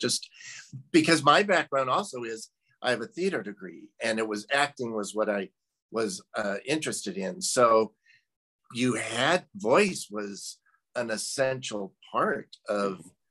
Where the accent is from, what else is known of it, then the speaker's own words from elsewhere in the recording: Midwest, United States; I'm originally from the Midwest